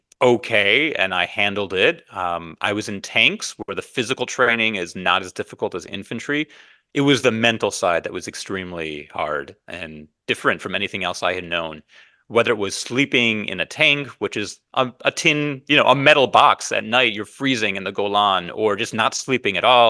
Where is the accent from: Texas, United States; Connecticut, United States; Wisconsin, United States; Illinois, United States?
Illinois, United States; Evanston; I grew up in Evanston, Illinois. I would ride my bike to the Evanston Public Library and check out a record of his comedy and listen to it.